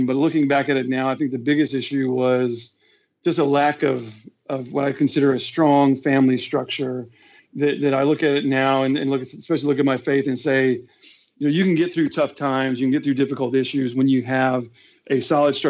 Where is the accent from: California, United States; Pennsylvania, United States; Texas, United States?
Texas, United States; Houston; I'm born and raised in Houston, Texas. And then other than my 6 years in the military, I've lived here my whole life